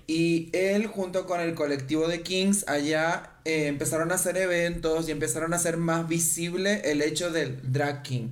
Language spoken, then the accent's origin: Spanish; Argentina; moved away; also born or lived in Chile; yo soy de Argentina